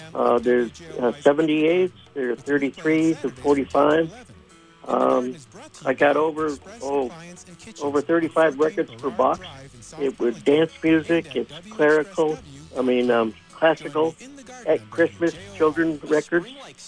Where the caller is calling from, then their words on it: Burlington, Vermont, United States; In Burlington.